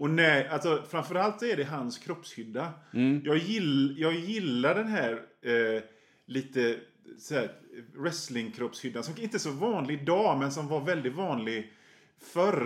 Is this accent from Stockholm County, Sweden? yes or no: no; Hönö, Västra Götaland, Sweden; also born or lived in Kungälv / Rörö; jag är från Bohuslän. Mm. Eh, Hön, Öckerö, Hönö, de environgerna